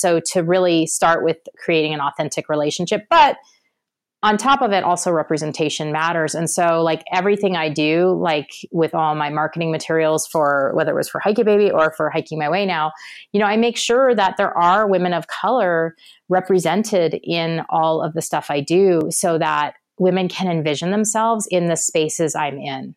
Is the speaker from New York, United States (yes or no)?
no; Portland, Oregon, United States; I'm from Portland